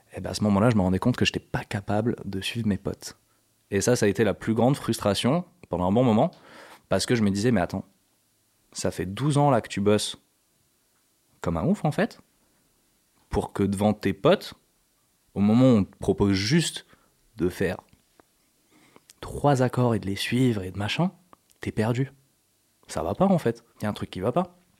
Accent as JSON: {"language": "French", "country": "Morocco", "tie": "born or raised there", "also_born_or_lived": "south of France", "moved": "yes", "said": "j'ai grandi au Maroc"}